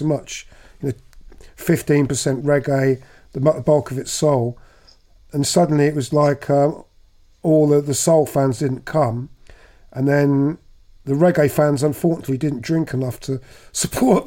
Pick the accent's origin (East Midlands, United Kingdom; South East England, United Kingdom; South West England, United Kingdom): South East England, United Kingdom; High Wycombe; also born or lived in London / Slough; We all moved to High Wycombe. So my formative years were there